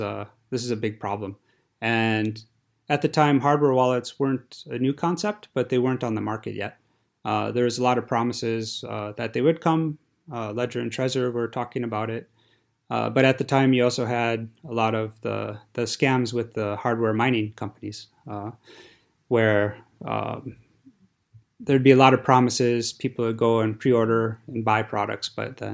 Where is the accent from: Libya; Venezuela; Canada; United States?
United States; moved away as an adult; now in Zurich, Switzerland; I'm originally from America, and what brought me to Switzerland was to be a group leader at the university here at ATH Zurich.